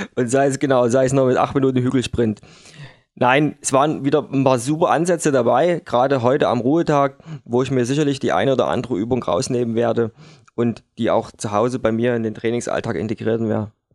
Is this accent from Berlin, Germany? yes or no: no; Dresden, Saxony, Germany; bei uns in Dresden an der Elbe